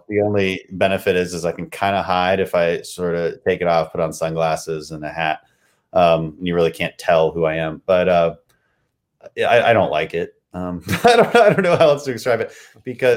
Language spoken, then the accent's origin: English; Texas, United States; my district would be the second district in Texas